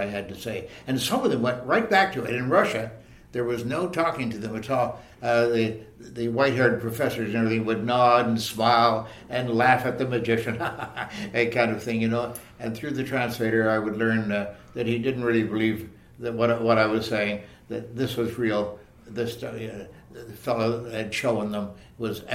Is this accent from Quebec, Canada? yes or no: no; Leaside, Ontario, Canada; born or raised there